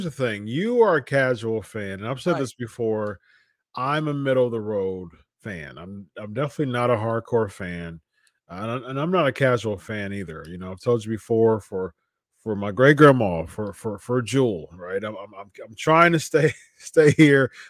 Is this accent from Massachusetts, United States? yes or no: no; Columbus, Ohio, United States; I'm not from San Jose. I'm from Columbus, Ohio